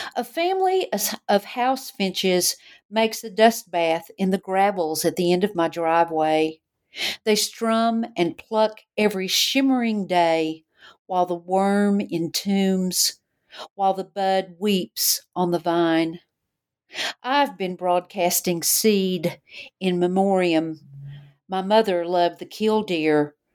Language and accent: English; Knoxville, Tennessee, United States; growing up in Knoxville.